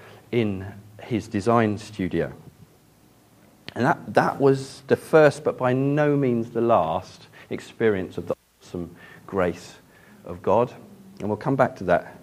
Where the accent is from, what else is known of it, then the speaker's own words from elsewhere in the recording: Ashburnham, South East England, United Kingdom; moved away; Growing up in Ashburnham, though, was a massive privilege